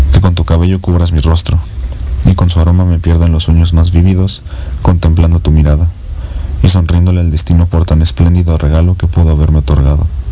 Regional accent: Mexico; soy mexicano

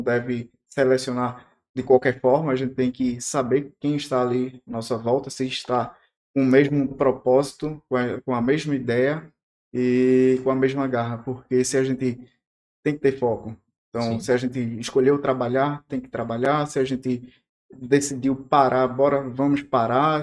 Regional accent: Recife, Pernambuco, Brazil; also born or lived in Petrolina, Pernambuco; now in Porto Velho, Brazil; eu sou recifense, cresci no litoral, mas morei oito anos em Petrolina, sertão do Pernambuco

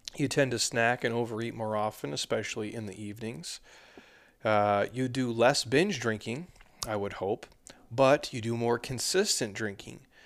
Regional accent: Minnesota, United States; moved away; I'm from the middle, I'm from Minnesota originally.

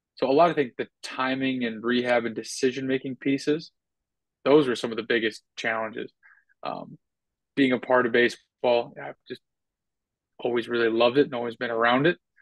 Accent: North Dakota, United States; moved away as an adult; now in Tampa, United States; I'm from North Dakota, so it's not like I'm living in some big area. We're now living in Tampa

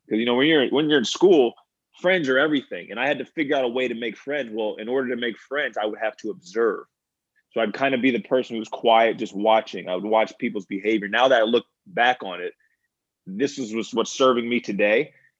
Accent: Virginia, United States; born there; also born or lived in Maryland / Pennsylvania / New York / Louisiana; I was born in Virginia, moved to Maryland, went to Pennsylvania, went to upstate New York, down to Louisiana, and finally settled in New

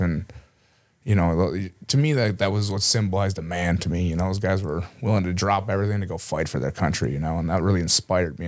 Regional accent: Cleveland, Minnesota, United States; I grew up from a real small town here in southern Minnesota, Cleveland, just down the road from here in Mankato

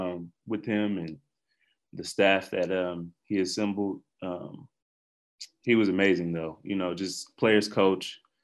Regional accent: Rock Island, Illinois, United States; moved away as an adult; also born or lived in Stanford, California; now in Oklahoma City, United States; I'm from Rock Island, Illinois. Born and raised, small town in the Quad Cities. It's probably 2.5 hours from Chicago.

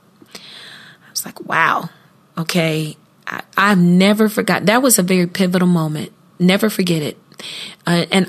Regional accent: Columbus, Ohio, United States; Columbus, my hometown

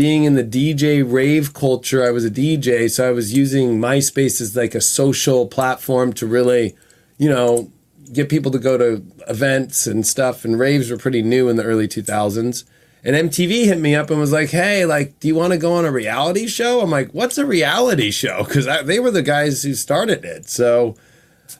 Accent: Newport Beach, California, United States; My life started in Orange County, California. I was born in Newport Beach

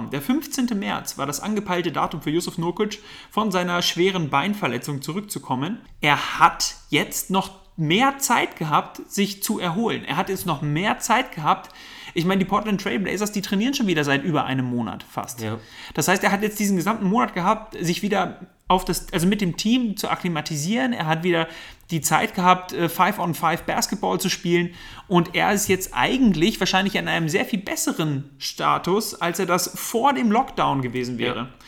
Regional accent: Germany; also gut, ich, wir, sind, wir sind Deutsche, irgendwo ist man natürlich dann auch ein bisschen so Supporte für die anderen

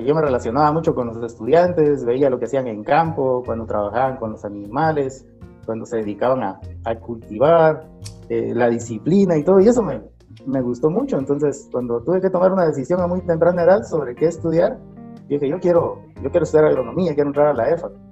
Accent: Sololá, Guatemala; yo nací aquí en, Sololá y aquí básicamente crecí

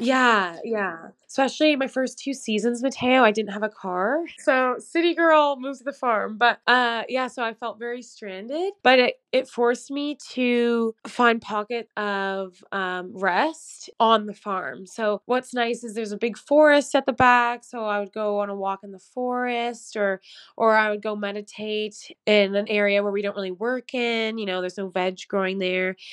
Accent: Canada; moved away as an adult; also born or lived in London; something inside of me just knew that I had to come back to Canada

